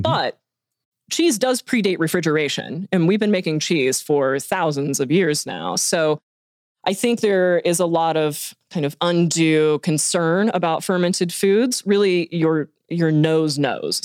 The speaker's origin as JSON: {"language": "English", "town": "Hot Springs", "region": "Arkansas", "country": "United States", "moved": "as an adult", "lives_now": "Bentonville, United States", "said": "I am from Hot Springs and came up here to get my engineering degrees and then just never left"}